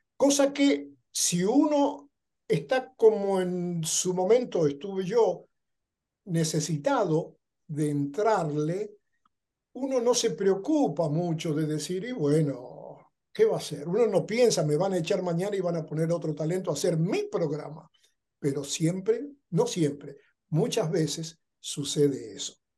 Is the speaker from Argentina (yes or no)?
yes; Argentina; moved away as an adult; now in Los Angeles, United States; Yo soy original de Argentina